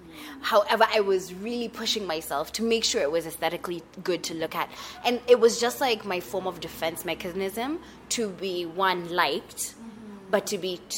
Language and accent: English; Kenya; I am from Kenya, the 254, to be more specific. I currently reside in Nairobi. I really love it, despite the traffic and the potholes.